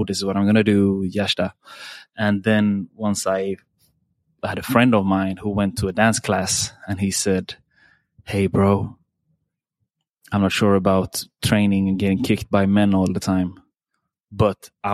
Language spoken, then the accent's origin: English; Sweden; I'm born and raised in Sweden